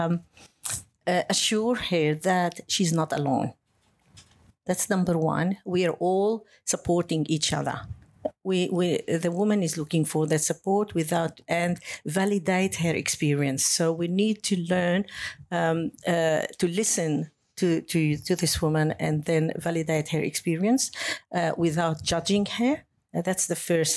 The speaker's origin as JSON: {"language": "English", "country": "Lebanon", "also_born_or_lived": "Beirut, Lebanon / Germany", "moved": "as an adult", "lives_now": "Australia", "said": "I lived in a country, I come from Lebanon. During the war, I had to live as a refugee within my country"}